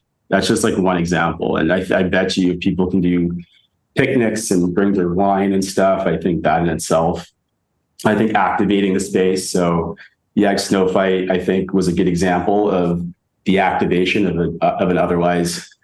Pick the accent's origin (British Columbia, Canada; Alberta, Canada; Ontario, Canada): British Columbia, Canada; Victoria; also born or lived in Edmonton, Canada / Toronto, Canada / Kitchener-Waterloo, Canada; now in Berlin, Germany; Victoria, where I grew up, or Toronto, where I've lived